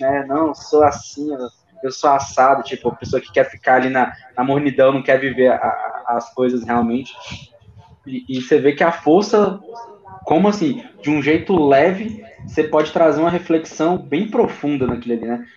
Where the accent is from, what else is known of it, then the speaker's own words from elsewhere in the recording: Brasília, Federal District, Brazil; a gente é de Brasília